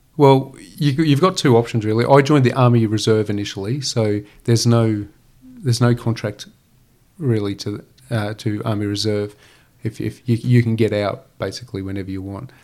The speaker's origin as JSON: {"language": "English", "town": "Gympie", "region": "Queensland", "country": "Australia", "tie": "born or raised there"}